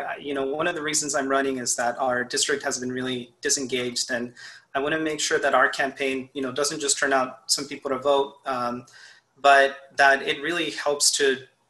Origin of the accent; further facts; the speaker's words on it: Austin, Texas, United States; I'm really proud to be running in District 2 because I grew up in Dove Springs, and Southeast Austin is the community that I have always known and loved. It's the community that I still live in now